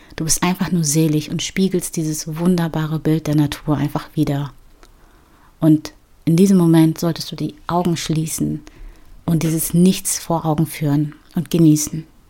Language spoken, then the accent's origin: German; Ghana; In ähm, Ghana, also in meiner Heimat